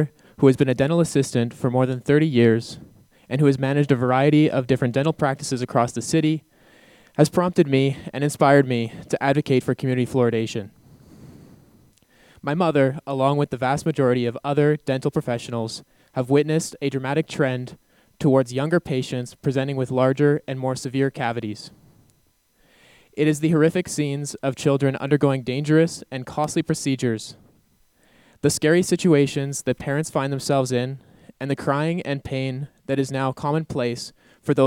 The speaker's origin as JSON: {"language": "English", "town": "Calgary", "region": "Alberta", "country": "Canada", "tie": "born or raised there", "said": "the community water fluoridation that I received growing up in Calgary"}